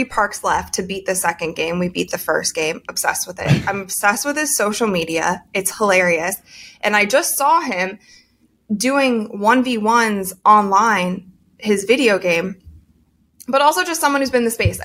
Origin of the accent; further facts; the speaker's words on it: Ohio, United States; We're both from Ohio